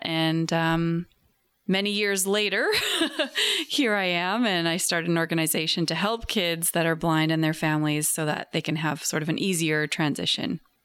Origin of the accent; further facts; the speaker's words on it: New Westminster, British Columbia, Canada; I grew up in New Westminster.